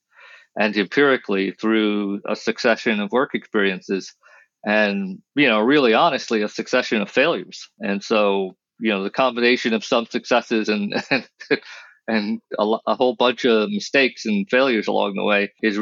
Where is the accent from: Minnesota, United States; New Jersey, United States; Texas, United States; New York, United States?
New York, United States; suburbs of; moved away as an adult; also born or lived in Trinidad and Tobago / Manhattan, New York; now in California, United States; born in Trinidad and Tobago, raised in the suburbs of New York